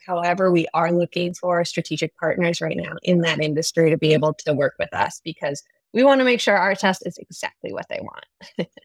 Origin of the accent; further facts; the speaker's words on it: San Francisco, California, United States; moved away; I am originally from San Francisco. It's, it's my hometown